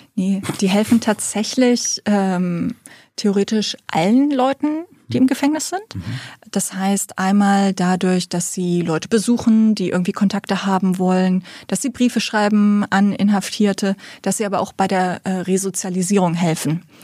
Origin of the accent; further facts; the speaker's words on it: Celle district, Lower Saxony, Germany; also born or lived in Preetz, Schleswig-Holstein; ich bin eigentlich in Niedersachsen aufge äh, aufgewachsen im Landkreis Celle